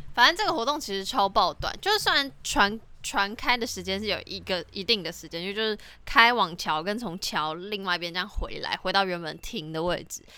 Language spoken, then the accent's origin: Chinese; Taiwan; 我那一届只有我一个台湾人去